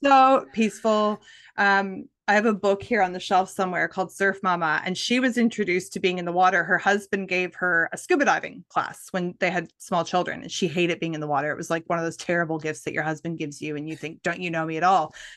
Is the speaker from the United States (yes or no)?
no; Nova Scotia, Canada; moved away; I grew up in Nova Scotia, Canada